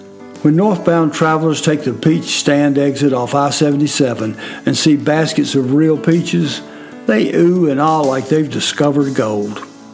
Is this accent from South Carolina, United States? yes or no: yes; the South, South Carolina, United States; we're from the South